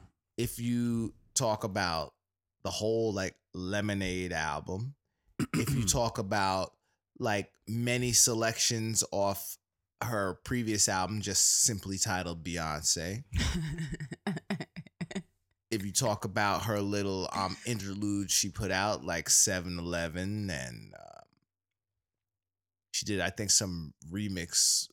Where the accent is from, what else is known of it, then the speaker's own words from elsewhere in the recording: New York, United States; I mean, I'm from New York, shouted.